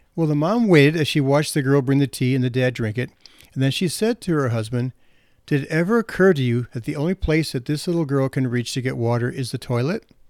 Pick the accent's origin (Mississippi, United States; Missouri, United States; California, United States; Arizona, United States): Missouri, United States; St. Louis; I'm from St. Louis